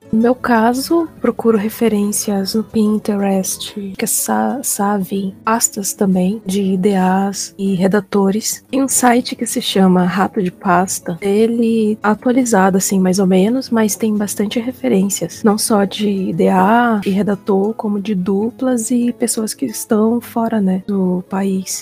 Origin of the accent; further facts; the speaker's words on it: Manaus, Amazonas, Brazil; moved away as an adult; now in São Paulo, Brazil; sou de Manaus, mas fazem 10 anos que eu moro em São Paulo